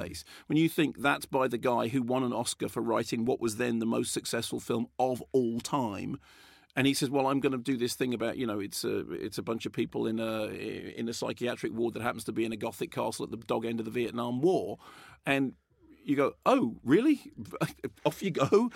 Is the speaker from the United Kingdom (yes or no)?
yes; Barnet, London, United Kingdom; I grew up in Barnet